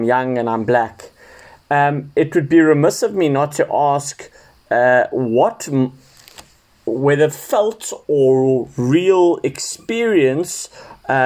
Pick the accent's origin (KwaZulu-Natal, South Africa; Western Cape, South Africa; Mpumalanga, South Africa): Western Cape, South Africa; Cape Town; growing up in Cape Town